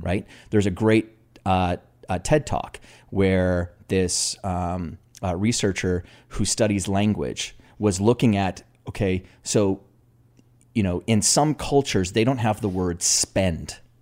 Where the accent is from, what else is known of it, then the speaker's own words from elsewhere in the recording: Canada; me being a Canadian, you know, huge hockey country